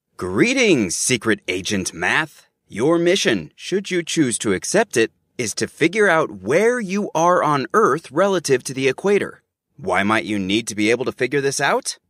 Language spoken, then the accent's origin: English; Los Angeles, California, United States; my hometown of Los Angeles